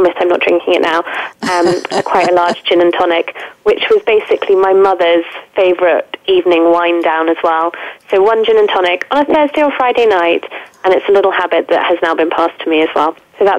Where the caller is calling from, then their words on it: London, United Kingdom; I'm calling from London today